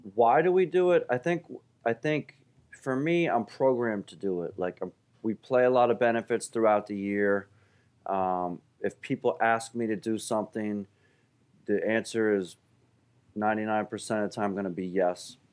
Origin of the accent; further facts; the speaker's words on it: Philadelphia, Pennsylvania, United States; also born or lived in Saratoga Springs, New York; I grew up in Center City, downtown on, you know, Second and Pine and, um, right by South Street